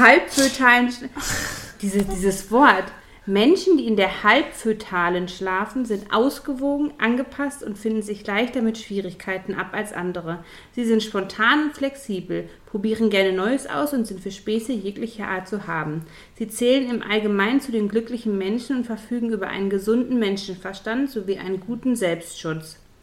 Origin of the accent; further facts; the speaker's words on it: Ruhr area, North Rhine-Westphalia, Germany; hier bei uns im Pott